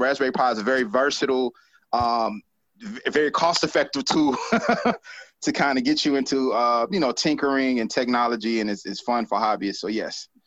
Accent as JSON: {"language": "English", "town": "Decatur", "region": "Georgia", "country": "United States", "tie": "born or raised there", "said": "Decatur, Georgia, um, is is where I spent the majority of my life"}